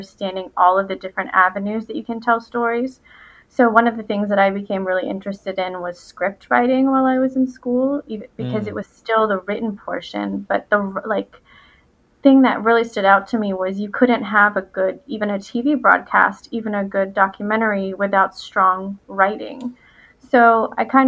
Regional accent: Winston-Salem, North Carolina, United States; also born or lived in Chapel Hill, North Carolina; now in Raleigh, United States; I'm a North Carolina native. I was born and raised in Winston-Salem

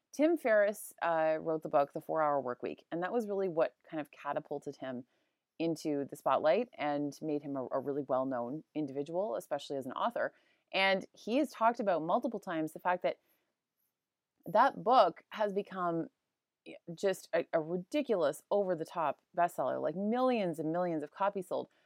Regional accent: Canada; I'm Canadian, so I say niche.

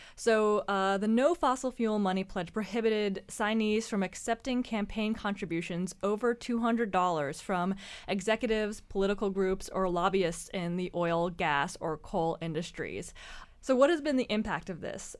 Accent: Georgia, United States; my home state of Georgia

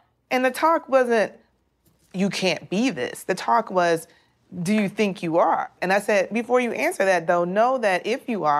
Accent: Midwest, United States; We're from the Midwest

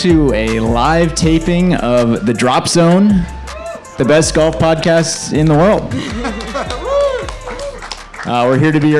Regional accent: Massachusetts, United States; the state of Massachusetts, my home state

